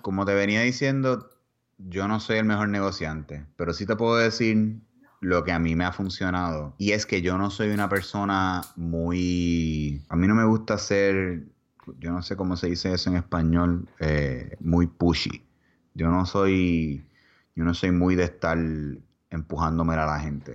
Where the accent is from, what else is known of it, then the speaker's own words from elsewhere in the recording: Puerto Rico; moved away as an adult; now in Texas, United States; en dos semanas nosotros nos fuimos de Puerto Rico.